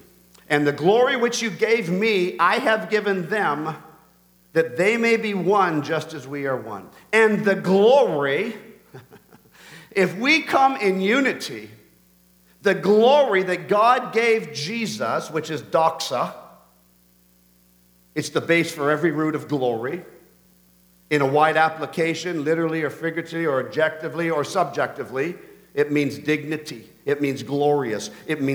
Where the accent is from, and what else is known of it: Canada